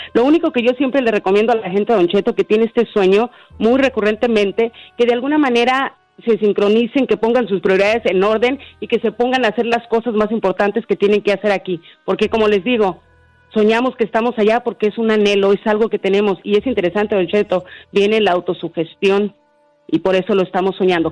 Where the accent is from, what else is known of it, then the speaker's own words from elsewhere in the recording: Honduras; now in Nashville, United States; yo soy de Honduras